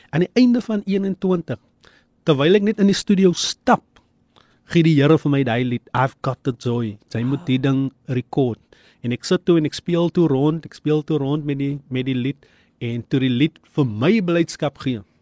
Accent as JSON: {"language": "Afrikaans", "town": "Eerste River", "region": "Western Cape", "country": "South Africa", "said": "Maar ek is van Eesterivier en ek kom sommer krag nou in die studio."}